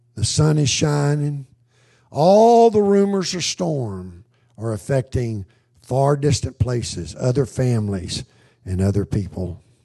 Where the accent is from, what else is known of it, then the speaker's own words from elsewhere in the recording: United States; I grew up in America